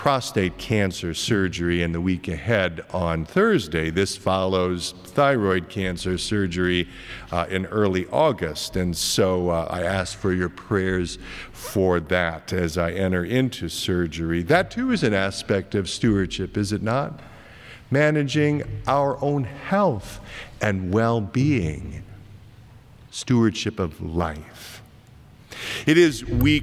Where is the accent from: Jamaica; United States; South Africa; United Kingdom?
United States; Iowa; moved away; my home state of Iowa